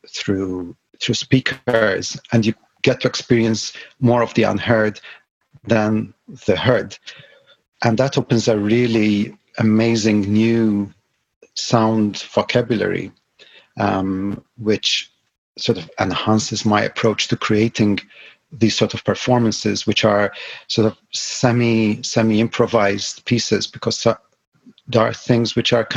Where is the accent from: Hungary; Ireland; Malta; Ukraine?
Malta; now in Shetland, United Kingdom; I was born in Malta, yet another island.